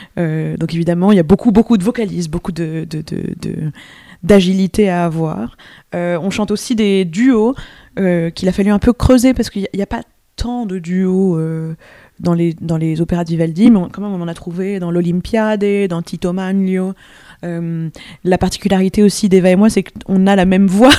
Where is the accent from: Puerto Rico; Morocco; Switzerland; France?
France; first language French; also born or lived in New York, United States; je suis pas du tout américaine, mais je suis française. Mais il se trouve que je me trouvais à New York à ce moment-là